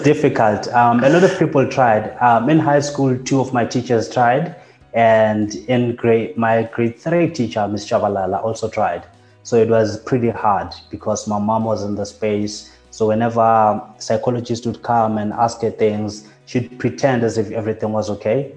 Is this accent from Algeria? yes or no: no; Katlehong, Gauteng, South Africa; I grew up in Katlehong